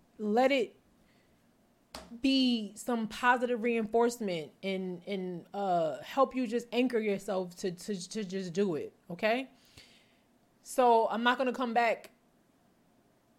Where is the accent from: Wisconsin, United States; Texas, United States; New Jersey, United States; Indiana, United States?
New Jersey, United States; I'm from North Jersey